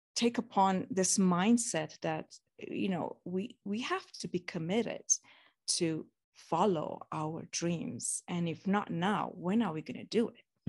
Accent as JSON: {"language": "English", "country": "Romania", "tie": "born or raised there", "moved": "yes", "said": "growing up in Romania"}